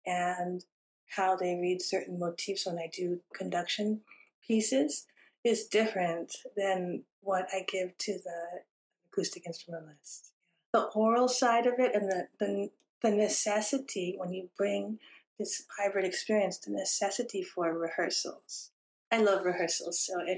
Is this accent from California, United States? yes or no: yes; California, United States; I grew up having my parents and siblings as immigrants, and I was born here in California.